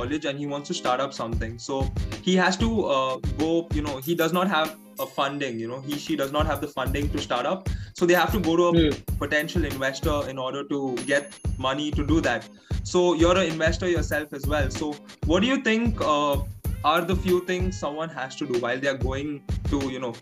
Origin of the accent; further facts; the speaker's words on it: India; I'm from India